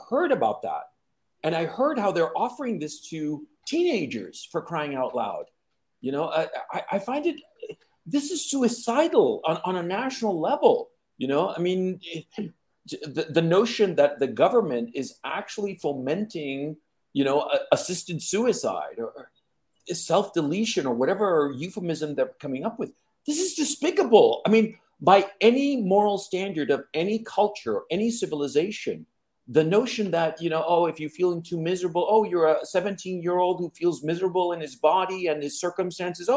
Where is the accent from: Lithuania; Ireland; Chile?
Chile; I can speak as a Latin American. You know, I'm from Chile